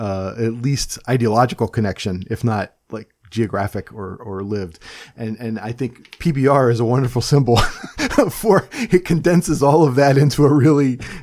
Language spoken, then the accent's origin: English; Cleveland, Ohio, United States; now in Pennsylvania, United States; I'm from Cleveland, Ohio. So I go for the locals, I guess.